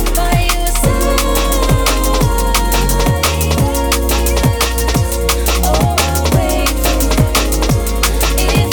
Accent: United Kingdom

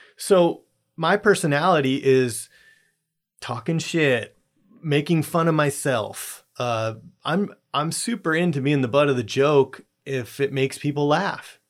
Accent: Southern California, United States; moved away; I grew up in Southern California

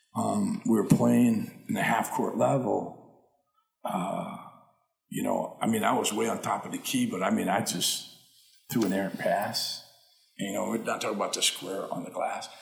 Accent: East St. Louis, Illinois, United States; moved away as an adult; also born or lived in Waterloo, Illinois; now in California, United States; I grew up in the streets in East St. Louis

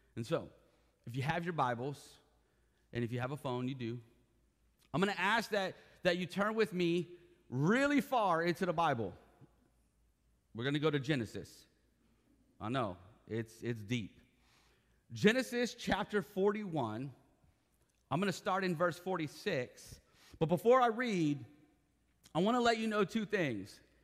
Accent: Ohio, United States; now in Florida, United States; I was born in Ohio. I am a true and true Buckeye

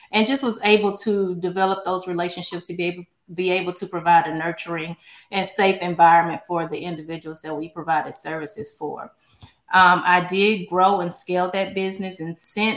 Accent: Baton Rouge, Louisiana, United States; now in Houston, United States; I was born in Baton Rouge, Louisiana, but I've been here in Houston for 22 years. So I always say Louisiana made, but Texas paid.

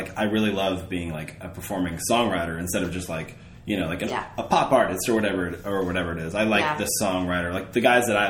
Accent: Arkansas, United States; For me, I will say, like, I grew up in Southwest Arkansas. My family is from the Midwest, though

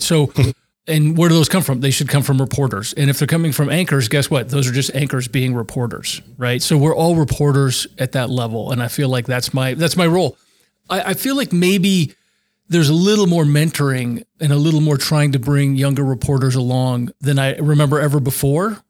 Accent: Albuquerque, New Mexico, United States; moved away as an adult; also born or lived in Seattle; I was from Albuquerque

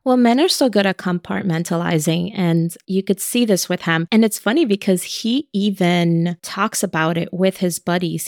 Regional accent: New York City, New York, United States; that's my hometown

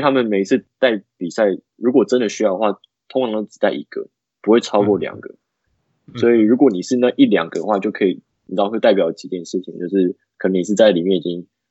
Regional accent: Taoyuan, Taiwan; now in United States; 他跟我都是，我们是桃园人

